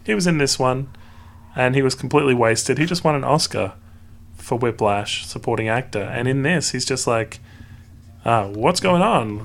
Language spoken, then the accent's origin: English; Australia; I as well am Australian